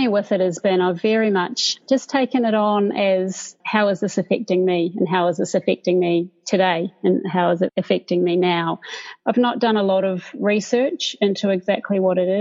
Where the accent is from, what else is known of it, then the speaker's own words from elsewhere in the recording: Dunedin, Otago, New Zealand; moved away as an adult; now in Sydney, Australia; growing up in New Zealand, in Dunedin, which I love